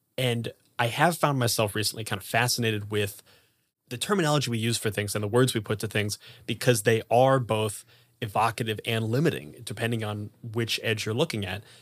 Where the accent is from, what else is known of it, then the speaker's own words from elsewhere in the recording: Columbus, Ohio, United States; I'm from Ohio.